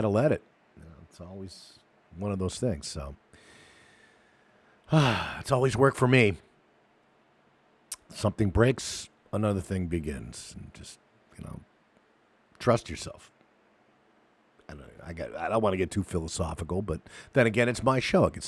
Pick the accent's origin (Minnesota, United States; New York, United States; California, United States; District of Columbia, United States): New York, United States; New York City; I grew up in New York City